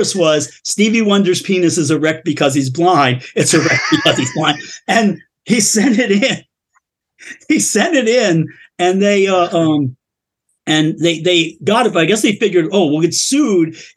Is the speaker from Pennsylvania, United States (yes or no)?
yes; Philadelphia, Pennsylvania, United States; we're from Philadelphia